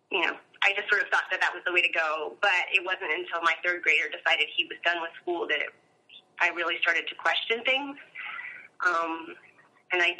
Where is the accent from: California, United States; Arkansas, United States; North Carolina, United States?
North Carolina, United States; Asheville; I grew up in Asheville, North Carolina